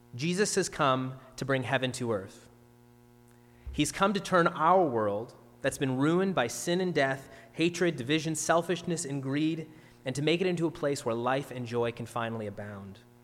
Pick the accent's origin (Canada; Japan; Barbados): Canada; Ontario; now in Nova Scotia, Canada; I'm from Ontario, of course